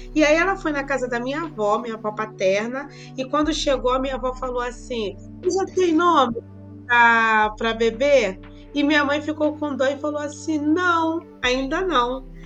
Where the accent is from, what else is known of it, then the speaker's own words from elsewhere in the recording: Brazil; moved away as an adult; saí do Brasil, 2001